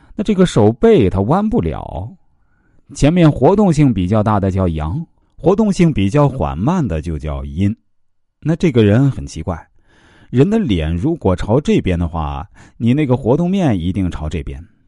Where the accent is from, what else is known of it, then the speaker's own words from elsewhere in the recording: China; 我们中国人